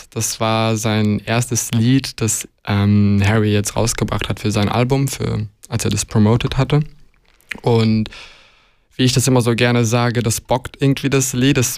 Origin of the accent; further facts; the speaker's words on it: Luxembourg; ich bin in Luxemburg ja geboren und aufgewachsen tatsächlich. Ähm, und ich bin dann jeden Sommer bis, glaube ich, zum 18. Lebensjahr, glaube ich, ähm, jeden Sommer nach Montenegro gefahren